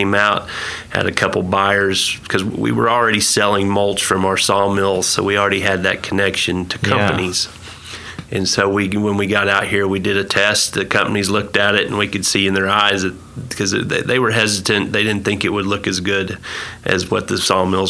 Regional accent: Indiana, United States; moved away as an adult; also born or lived in Alabama; now in Stillwater, United States; I'm originally from Indiana. That's where I grew up.

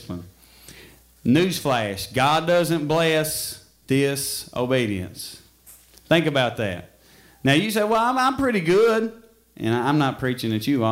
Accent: Middle Fork, United States; I'm from Middle Fork

